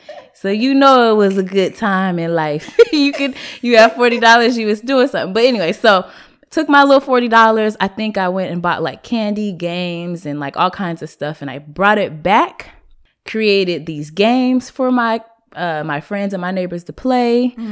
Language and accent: English; Seattle, Washington, United States; growing up in Seattle, in the city of Seattle